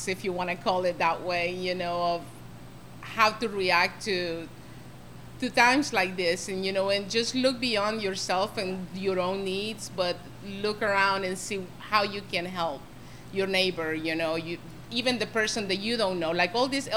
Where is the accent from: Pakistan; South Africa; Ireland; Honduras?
Honduras; moved away as an adult; I'm from Honduras. I'm new to this country. You know, I've been here for 23 years